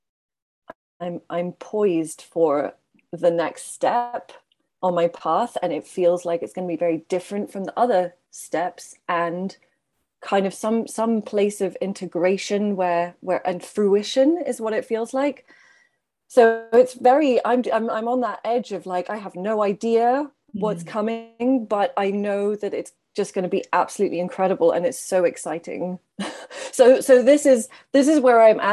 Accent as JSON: {"language": "English", "town": "Brussels", "region": "Brussels-Capital Region", "country": "Belgium", "also_born_or_lived": "Ireland", "moved": "yes", "lives_now": "Devon, United Kingdom", "said": "I'm originally from Brussels"}